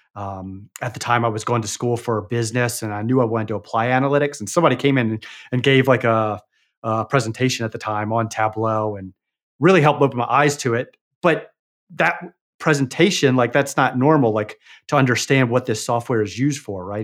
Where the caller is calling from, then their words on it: Arkansas, United States; calling from Arkansas in the United States.